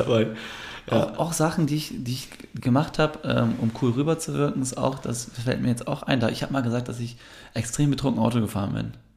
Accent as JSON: {"language": "German", "country": "Germany", "tie": "born or raised there", "said": "wenn man als Türke in Deutschland aufwächst, mhm. war immer so diese Thematik in der Schule"}